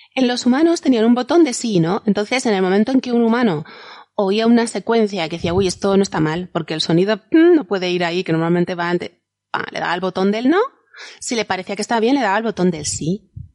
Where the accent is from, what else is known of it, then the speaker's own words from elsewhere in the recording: Valencian land, Valencian Community, Spain; valenciano de mi tierra